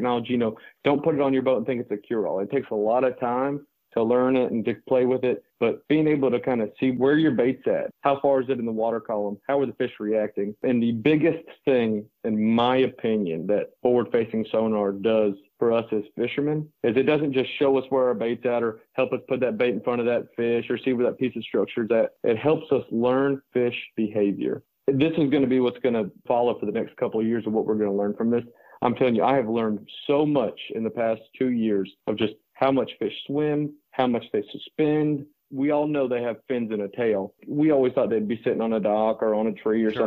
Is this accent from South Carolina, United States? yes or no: yes; Santee Cooper, South Carolina, United States; I grew up on Santee Cooper